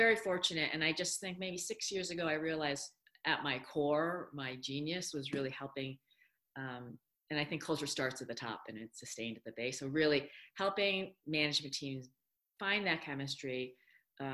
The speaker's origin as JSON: {"language": "English", "region": "upstate New York", "country": "United States", "tie": "born or raised there", "second_language": "English", "said": "I did not speak English until I was five. And it was pretty traumatizing going to school in upstate New York"}